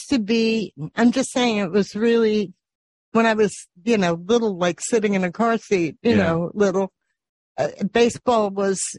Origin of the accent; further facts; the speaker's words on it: New York City, New York, United States; I was born in Flushing